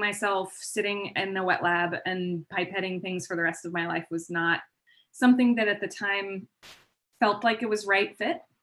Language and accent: English; Palm Springs, California, United States; also born or lived in Bay Area / Denver; now in San Diego, United States; I grew up in Palm Springs and then I, um, so I pretty much stayed there for a majority of my, my upbringing